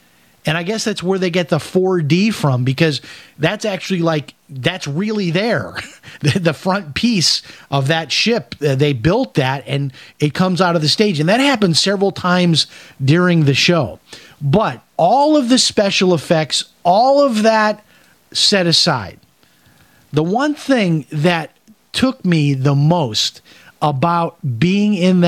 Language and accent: English; Chicago, Illinois, United States; I went to a lot of museums growing up in Chicago.